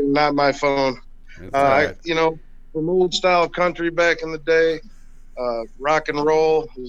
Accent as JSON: {"language": "English", "town": "Niles", "region": "Michigan", "country": "United States", "tie": "born or raised there", "also_born_or_lived": "South Bend, Indiana", "said": "I was born in South Bend, Indiana, then directed due north into Niles, Michigan, which I've been born, raised. I've left a couple times, but always come back, I'm always going to get back to Niles."}